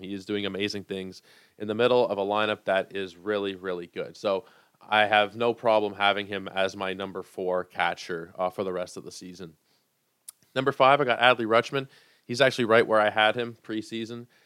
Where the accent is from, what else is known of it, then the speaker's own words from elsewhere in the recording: Toronto, Ontario, Canada; I am from Toronto.